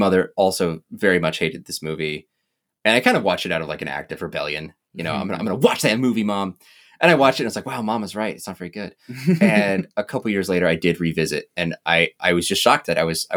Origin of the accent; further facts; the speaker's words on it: Midwest, United States; also born or lived in Williston area, North Dakota; I grew up in the Midwest area